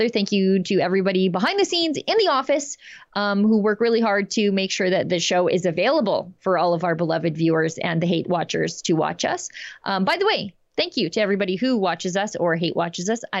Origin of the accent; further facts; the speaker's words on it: Canada; When I first traveled to Switzerland in the 70s as a Canadian, I was shocked to see police with automatic rifles all over the place.